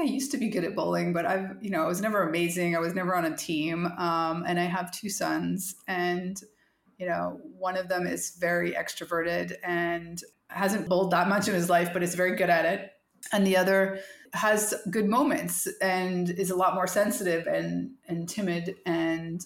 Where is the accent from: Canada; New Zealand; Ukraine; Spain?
Canada; moved away; as a Canadian, we're forced to study French all through school